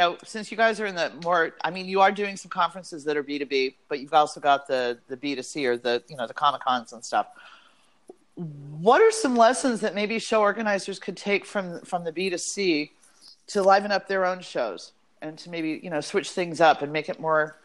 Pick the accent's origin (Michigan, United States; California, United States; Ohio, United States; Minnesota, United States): California, United States; Southern; I am from Southern California